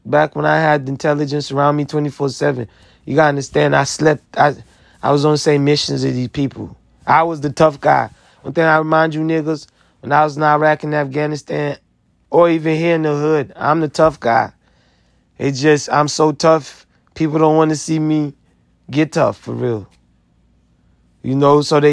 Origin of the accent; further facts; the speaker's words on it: United States; I'm American. I sacrificed a lot to be American.